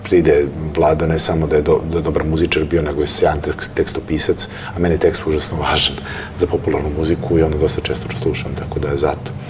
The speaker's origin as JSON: {"language": "Croatian", "region": "Belgrade", "country": "Serbia", "tie": "born or raised there", "said": "ja sam rođen u Beogradu i meni Beograd je nekako moj grad"}